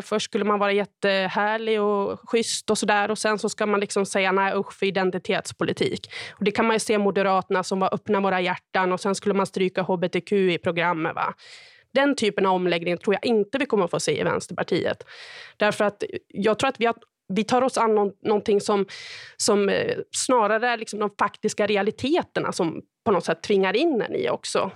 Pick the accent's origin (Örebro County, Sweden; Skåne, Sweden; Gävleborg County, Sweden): Gävleborg County, Sweden; Sandviken; moved away; Sandviken, där jag kommer ifrån